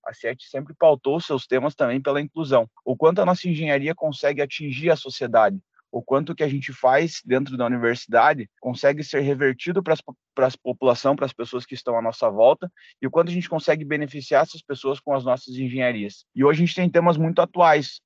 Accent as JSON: {"language": "Portuguese", "town": "Ponta Grossa", "region": "Paraná", "country": "Brazil", "tie": "born or raised there", "said": "Sou natural aqui de Ponta Grossa"}